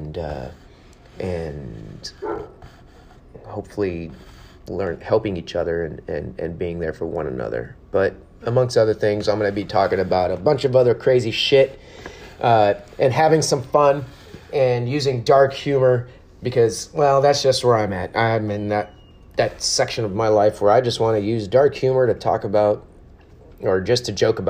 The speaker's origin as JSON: {"language": "English", "town": "San Antonio", "region": "Texas", "country": "United States", "tie": "born or raised there", "also_born_or_lived": "Germany", "said": "I was born and raised in Texas, in San Antonio. I grew up here"}